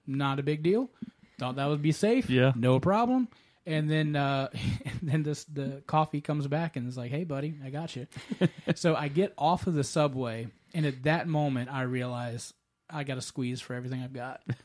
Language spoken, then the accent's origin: English; the South, United States; I'm an American uh, boy, the Southern